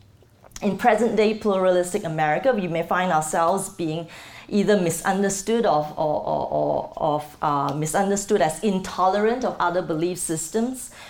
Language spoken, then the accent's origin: English; Malaysia; now in Singapore; I am not from the United States. I'm originally Malaysian, and I'm based in Singapore right now